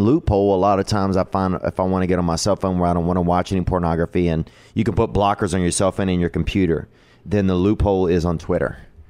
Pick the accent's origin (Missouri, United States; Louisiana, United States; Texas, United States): Louisiana, United States; I'm from the South. I'm from Louisiana, but I didn't have a religious upbringing